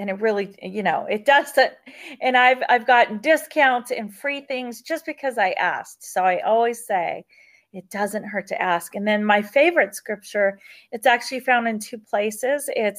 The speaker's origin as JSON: {"language": "English", "region": "California", "country": "United States", "tie": "born or raised there", "also_born_or_lived": "South Carolina / Germany", "said": "My dad was in the Air Force, and I was born in South Carolina, and we moved to Germany for a while, and then we landed in Southern California. And I grew up in the hood."}